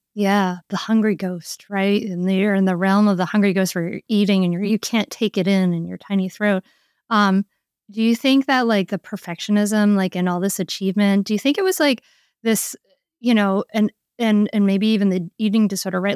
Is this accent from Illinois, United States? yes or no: no; Rhode Island, United States; I grew up in Rhode Island.